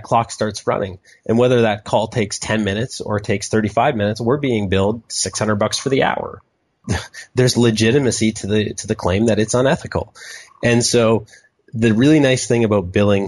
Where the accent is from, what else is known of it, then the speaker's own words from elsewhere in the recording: Canada; I'm a Canadian